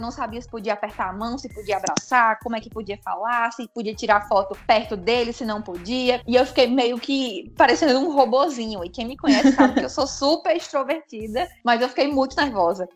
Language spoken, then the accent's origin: Portuguese; Brejo Santo, Ceará, Brazil; also born or lived in Fortaleza / Natal / São Paulo; Eu estou em Brejo Santo, é, que é a cidade para onde eu me mudei quando eu tinha seis anos de idade. Eu nasci em Fortaleza, me mudei para cá